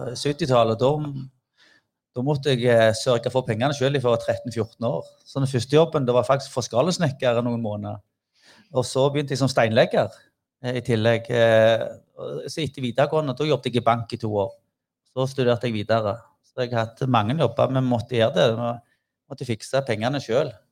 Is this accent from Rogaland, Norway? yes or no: yes; Figgjo, Rogaland, Norway; vi kom fra Figgen